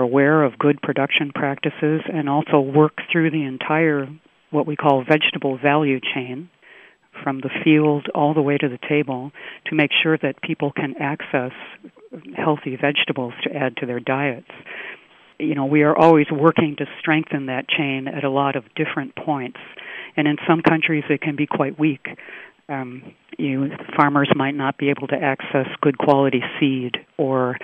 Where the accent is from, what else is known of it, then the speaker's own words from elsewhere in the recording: United States; moved away as an adult; also born or lived in Singapore; now in Tainan, Taiwan; I'm originally from the U.S.